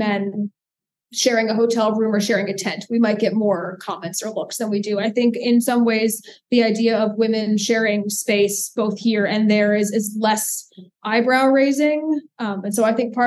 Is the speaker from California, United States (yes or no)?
no; New York City, New York, United States; now in Durham, United States; I grew up in New York City, and I would rather live here